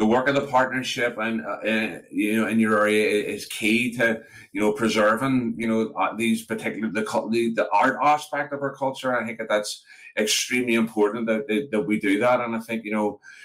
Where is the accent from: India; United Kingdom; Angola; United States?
United Kingdom; Belfast, Northern Ireland; growing up in East Belfast, and I live in a part of North Belfast now